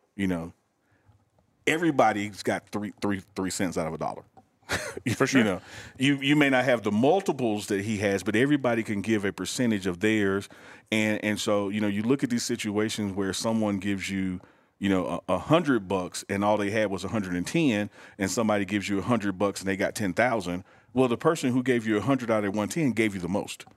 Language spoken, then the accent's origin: English; Mississippi, United States; I'm black from Mississippi